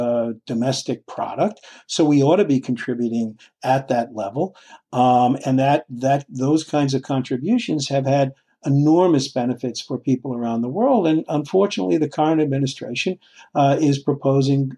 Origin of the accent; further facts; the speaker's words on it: Oyster Bay, New York, United States; accent: Nassau County; I grew up on Long Island